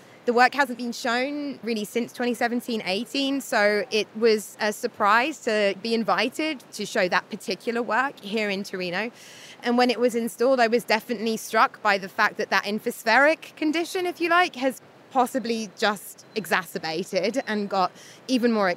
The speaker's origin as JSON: {"language": "English", "country": "United Kingdom", "also_born_or_lived": "London", "moved": "as an adult", "lives_now": "Turin, Italy", "said": "being a British person"}